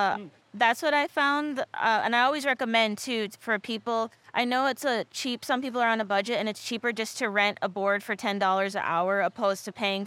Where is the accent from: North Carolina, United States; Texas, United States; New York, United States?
Texas, United States; also born or lived in Michigan; now in Hawaii, United States; I grew up between Texas and Michigan, two very extremes.